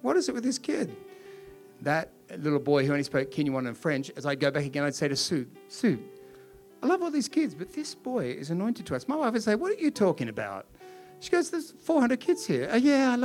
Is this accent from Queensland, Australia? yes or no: no; Sydney, New South Wales, Australia; moved away as an adult; now in Perth, Australia; I'm not from Perth. I'm from Sydney.